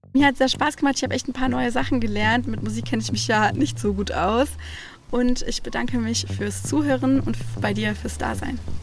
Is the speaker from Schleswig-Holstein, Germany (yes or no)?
no; Baden-Württemberg, Germany; Ich komme ja aus Baden-Württemberg